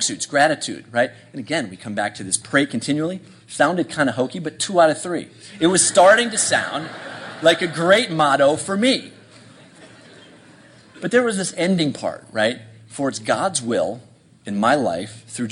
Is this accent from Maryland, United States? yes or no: yes; Bethesda, Maryland, United States; my hometown of Bethesda